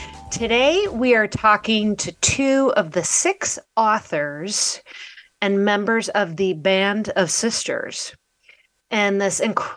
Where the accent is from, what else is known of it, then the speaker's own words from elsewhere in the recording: Midwest, United States; I grew up in the Midwest